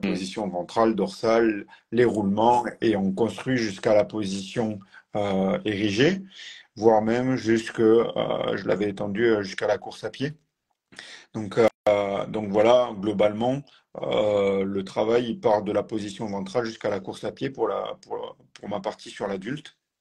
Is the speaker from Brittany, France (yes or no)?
no; Tarn, between Toulouse and Albi, Occitania, France; moved away as an adult; now in Strasbourg, France; je suis originaire de Tarn. Exactement, mm. du Tarn, entre Toulouse et Albi.